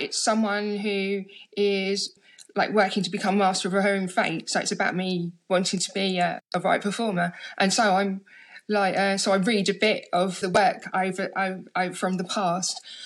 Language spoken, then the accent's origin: English; London, United Kingdom; I grew up in London. I come from Harlesden